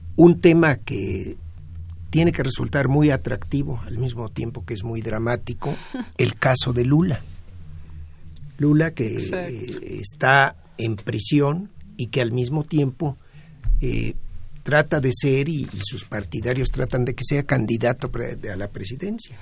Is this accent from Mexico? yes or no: yes; Mexico; en México como latinoamericanos